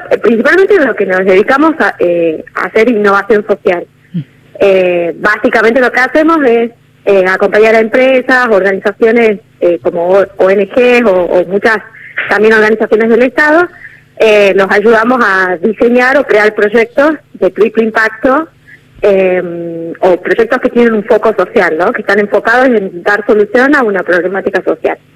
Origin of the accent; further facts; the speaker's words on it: Tucumán, Argentina; nosotros somos de Tucumán, y pudimos desarrollar alianzas con organizaciones de Córdoba